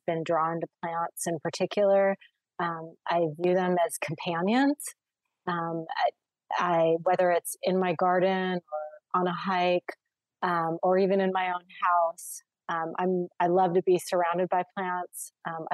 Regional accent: Redondo Beach, California, United States; growing up in the Los Angeles area, in the coastal areas of Redondo Beach

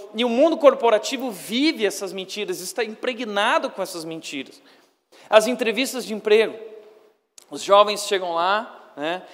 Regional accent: Brazil

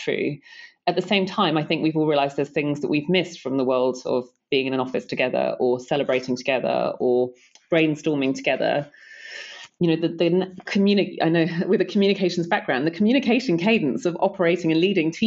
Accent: London, United Kingdom; I'm a Londoner by birth

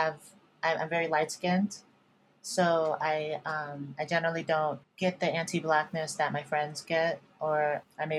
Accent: Virginia, United States; moved away; also born or lived in New York City, United States / Los Angeles, United States; I grew up in Virginia

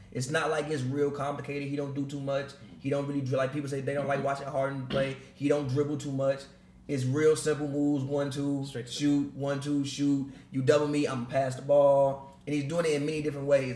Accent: Chicago, Illinois, United States; I'm from Chicago, so I grew up in Chicago.

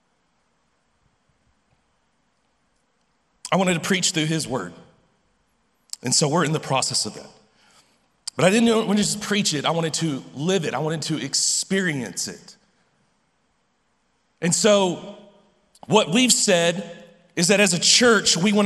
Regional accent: Lubbock, Texas, United States; I'm from Lubbock

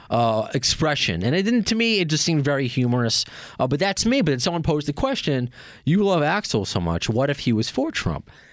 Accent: Long Island, New York, United States; we're both from Long Island

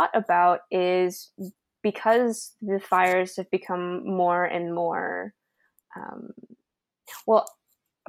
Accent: Santa Clarita, California, United States; now in San Diego, United States; my hometown. So I lived in Santa Clarita

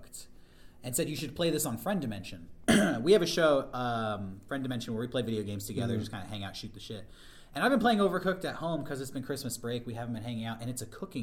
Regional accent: California, United States; we're from California.

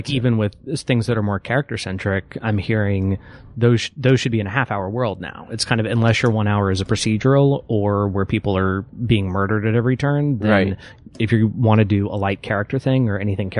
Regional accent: Texas, United States; I'm from Texas

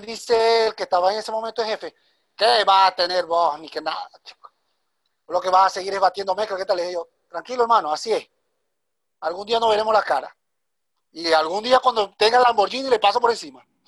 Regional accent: Venezuela; moved away as an adult; now in Guayaquil, Ecuador; soy de Venezuela. Emigré hace siete meses a la ciudad de Ecuador, Guayaquil.

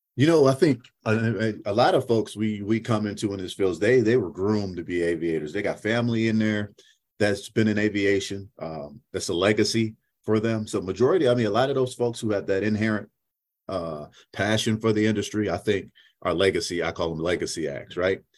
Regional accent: Syracuse, New York, United States; now in North Texas, United States; originally I'm from Syracuse, New York, born and raised.

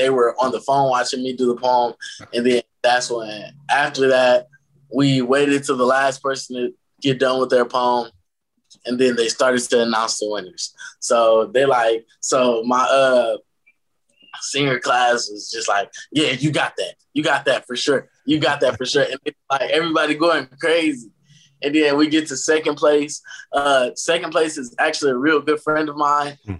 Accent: Detroit, Michigan, United States; I'm from Detroit, Michigan. I attend a Jesuit school in Detroit called Loyola High School.

